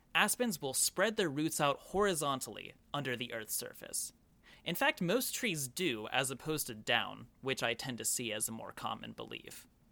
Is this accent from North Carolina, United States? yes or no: no; Oklahoma, United States; growing up in Oklahoma